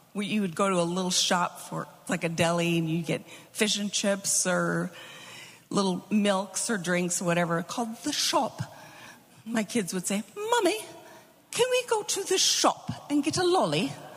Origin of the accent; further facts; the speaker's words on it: United States; moved away; also born or lived in Melbourne; we're we're little American kids. We understand American